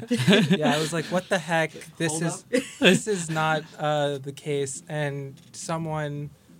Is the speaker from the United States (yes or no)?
yes; New Jersey, United States; I grew up in New Jersey.